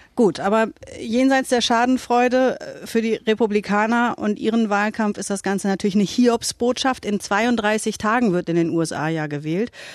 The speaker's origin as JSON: {"language": "German", "region": "Southern Lower Saxony", "country": "Germany", "said": "ich bin Wessi"}